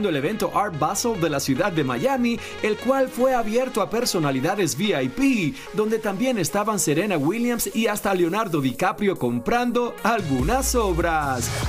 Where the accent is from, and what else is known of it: Mazatlán, Sinaloa, Mexico